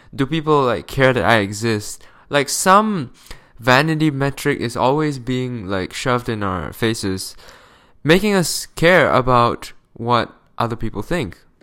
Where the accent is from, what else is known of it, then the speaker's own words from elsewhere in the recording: Malaysia; moved away; I'm from Malaysia